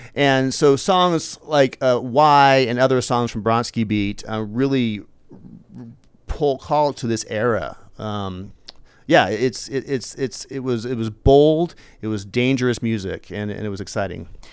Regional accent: Eugene, Oregon, United States; I grew up in Eugene

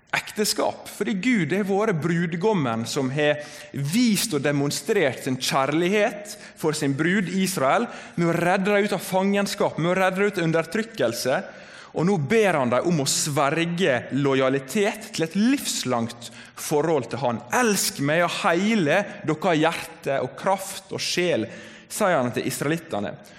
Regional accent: Volda, Møre og Romsdal, Norway; moved away as an adult; now in Bergen, Norway; jeg kommer fra Volda på Sunnmøre

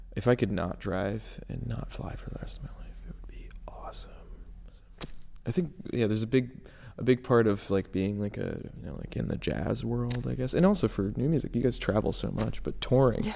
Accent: New Jersey, United States; I'm from North Jersey.

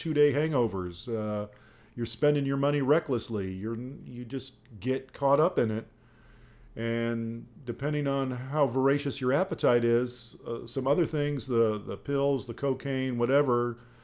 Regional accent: Dayton, Ohio, United States; I grew up in Dayton, Ohio

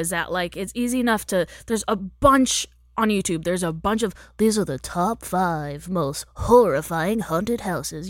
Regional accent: Texas, United States; moved away as an adult; now in Los Angeles, United States; I grew up in Texas

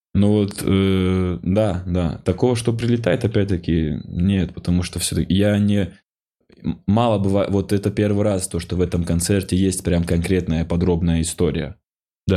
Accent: North Ossetia–Alania, Russia; moved away as an adult; я из Осетии

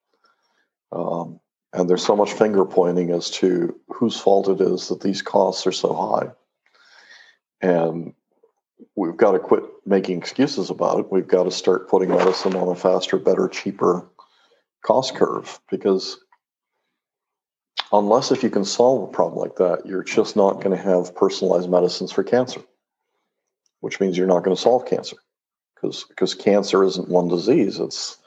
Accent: Mexico; moved away; I grew up in Mexico

